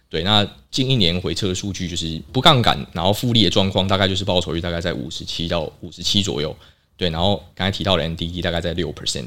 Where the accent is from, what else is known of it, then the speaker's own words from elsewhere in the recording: Taiwan; 我们台湾人